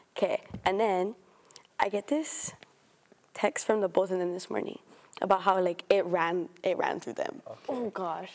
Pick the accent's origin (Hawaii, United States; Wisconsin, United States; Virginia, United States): Hawaii, United States; Oahu; moved away as an adult; now in Oregon, United States; I'm a third year, and I'm from Oahu.